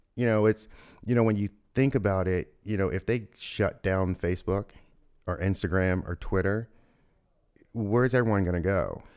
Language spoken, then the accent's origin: English; Louisville, Kentucky, United States; moved away as an adult; I grew up in Louisville, Kentucky